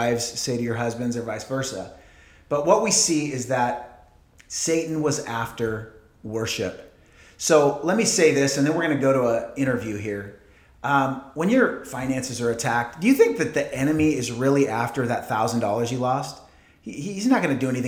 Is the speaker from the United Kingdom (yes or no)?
no; Portland, Oregon, United States; moved away; I grew up in Portland, Oregon